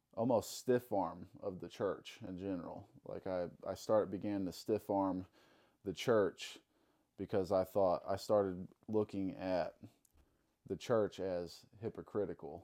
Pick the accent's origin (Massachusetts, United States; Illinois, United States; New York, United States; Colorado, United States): Illinois, United States; Alton; also born or lived in Saint Charles; I grew up in Alton, Illinois. Uh, been living in Alton all my life, pretty much